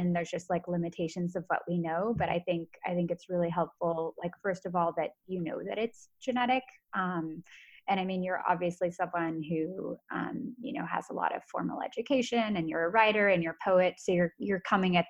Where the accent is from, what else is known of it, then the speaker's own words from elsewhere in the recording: United States; I'm American